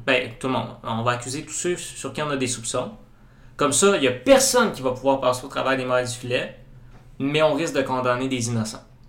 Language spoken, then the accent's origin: French; Saguenay, Quebec, Canada; je viens de la région, je viens du Saguenay